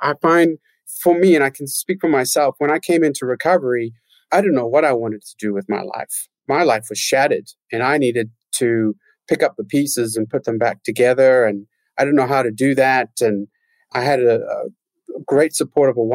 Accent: Johannesburg, Gauteng, South Africa; I grew up in Johannesburg in South Africa

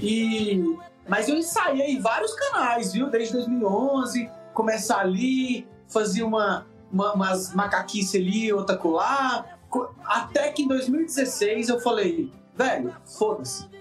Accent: Paranaiguara, Goiás, Brazil; also born or lived in Quirinópolis, Goiás / Rio Verde, Goiás; eu sou de Quirinópolis, é, nasci lá, mas morei pouco tempo, fui criado mais numa cidade chamada Paranaiguara, menorzinha ainda, de Goiás, interiorzão mesmo

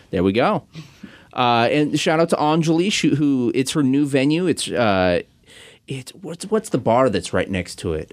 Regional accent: Kent, Washington, United States; I'm from Kent

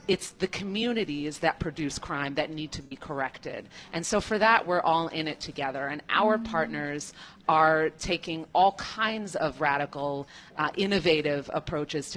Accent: New York City, New York, United States; I come from the country, the United States. I'm from New York City.

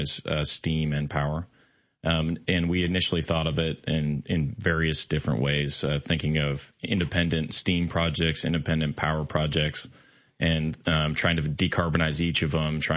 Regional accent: Montana, United States; moved away; I'm originally from Montana, actually, from a small farming town as well

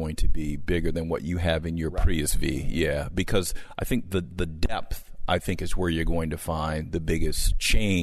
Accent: Southern California, United States; I grew up in Southern California

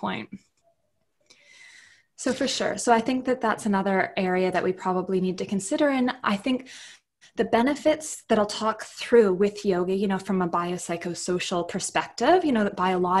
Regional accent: Canada; moved away as an adult; now in Adelaide, Australia; I'm from Canada, so I moved here to Australia

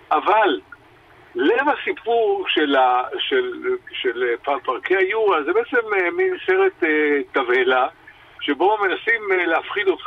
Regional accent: Israel

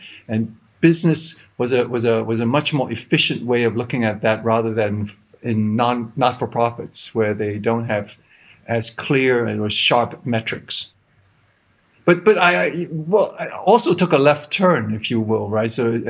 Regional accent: Hong Kong; I grew up in Hong Kong. I don't sound like I'm from Hong Kong because my wife is American, and this accent is for good in-law management.

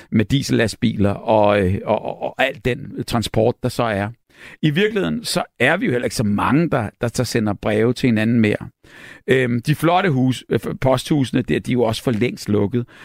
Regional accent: Næstved, Zealand, Denmark; jeg kommer fra Næstved, og vi har også en forestilling i morgen i Næstved.

